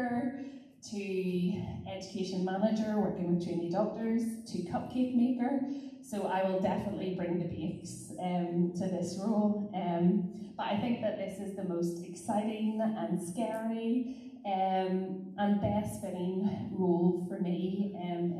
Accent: Glengormley, Northern Ireland, United Kingdom; also born or lived in Carnlough / Carrickfergus / Coleraine; I am originally from Glengormley, stroke Carnlough, so a bit of a blow into Carrick. Former pupil of Ballycare High

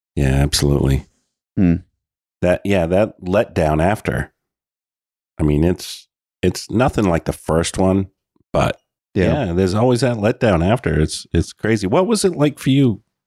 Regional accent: Oxford Hills, Maine, United States; we're in from the Oxford Hills.

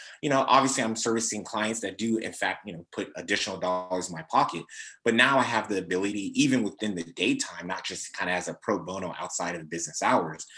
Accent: Sacramento, California, United States; I'm from South Sacramento. I'm Nigerian American

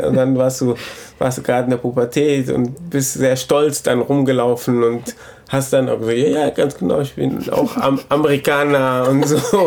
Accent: Germany; ich bin mein ganzes Leben in Deutschland.

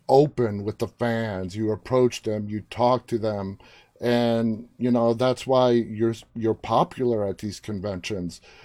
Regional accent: New York City, New York, United States; moved away; It's where I was born and raised, New York City

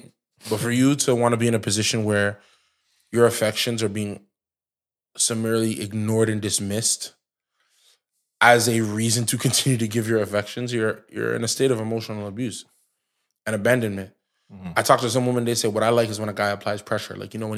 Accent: Brampton, Ontario, Canada; grew up in Brampton

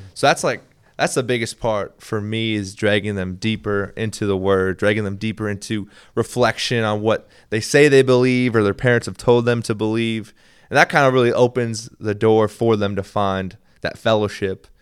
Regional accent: Minnesota, United States; moved away; also born or lived in Kentucky; I was raised in Minnesota

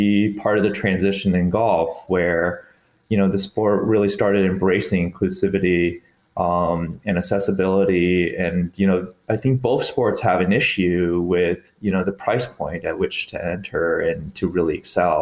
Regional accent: Boulder, Colorado, United States; I grew up in Boulder, Colorado, where you're just completely engrossed in cycling and fitness and triathletes

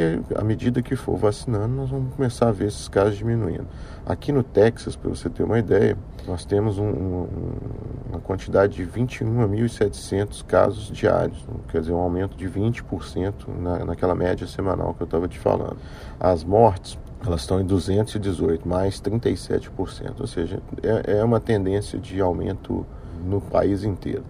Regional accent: Brazil; moved away as an adult; also born or lived in Rio de Janeiro, Brazil; now in Houston, United States; sou brasileiro que trabalhava no Rio, no setor de petróleo e gás, e fui expatriado aqui para Houston

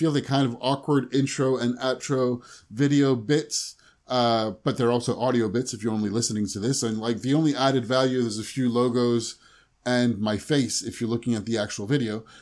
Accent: Paris, Île-de-France, France; also born or lived in London / Singapore / Chicago; I grew up in France around Paris, and then I lived in London for a long time.

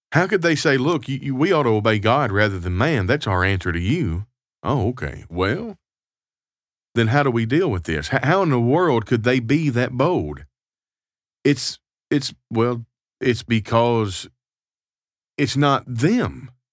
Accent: United States; now in Canada; I am an American citizen living abroad in Canada.

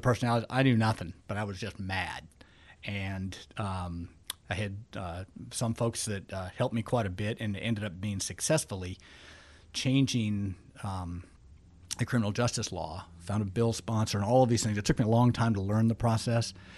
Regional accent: Alaska, United States

